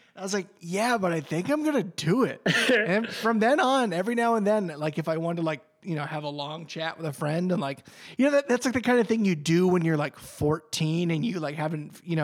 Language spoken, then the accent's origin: English; New Hampshire, United States; where I grew up in New Hampshire, there's a lot of space between houses, like the woods.